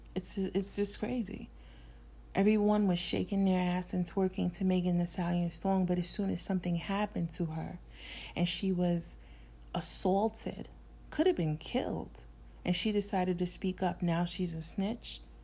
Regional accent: New York City, New York, United States; In my neighborhood growing up in New York City

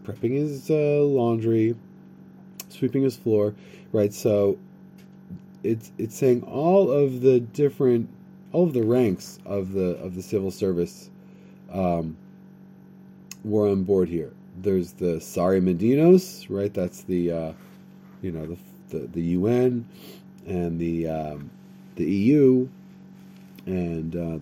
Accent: United States; I'm from America

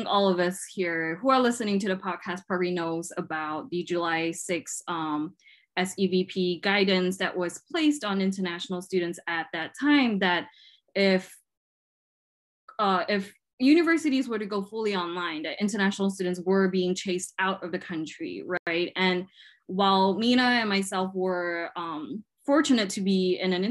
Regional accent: Malaysia; moved away as an adult; now in Lincoln, United States; I am from Malaysia. I am a Chinese Malaysian.

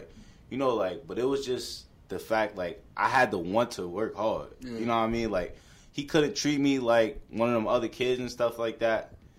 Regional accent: New York City, New York, United States; They know I'm from Brooklyn and stuff like that. Yeah. They know where I'm from in Brooklyn.

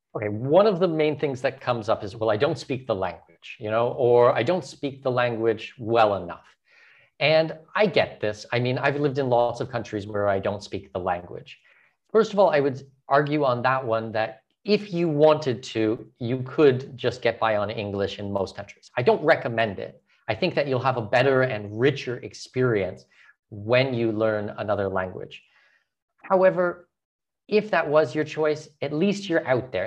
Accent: Southwestern Ontario, Canada; moved away as an adult; also born or lived in Brazil; now in Panama; I'm from Southwestern Ontario, I'm Canadian, I'm Canadian

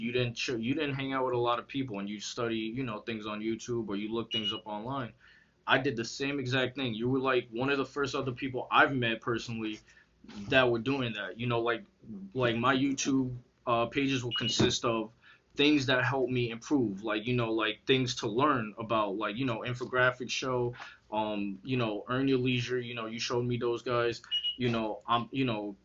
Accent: Connecticut, United States; also born or lived in Arizona; I'm from Connecticut

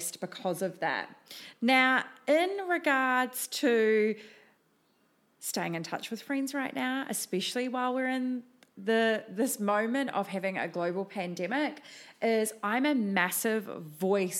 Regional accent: New Zealand; moved away as an adult; now in Gold Coast, Australia; I have a little bit of an accent, and I am originally from New Zealand.

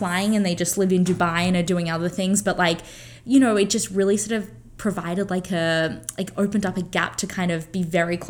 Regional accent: Australia; moved away; I'm from Australia

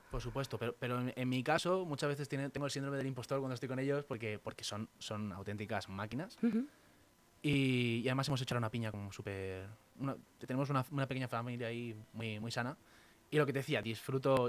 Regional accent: Valdemoro, Community of Madrid, Spain; mi pueblo, de Valdemoro, donde yo vivo

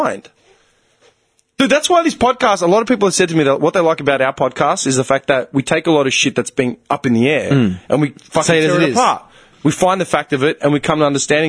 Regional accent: Australia; accent: bogan; I sound like a fucking bogan half the time, and it's because I grew up in Australia

